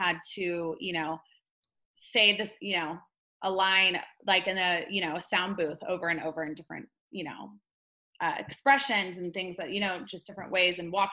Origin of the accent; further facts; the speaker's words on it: Laguna Beach, California, United States; also born or lived in Los Angeles / Corona del Mar; now in Costa Mesa, United States; born and raised in Laguna Beach